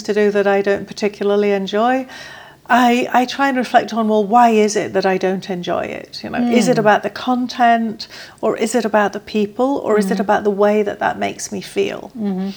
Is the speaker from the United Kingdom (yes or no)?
yes; England, United Kingdom; I am English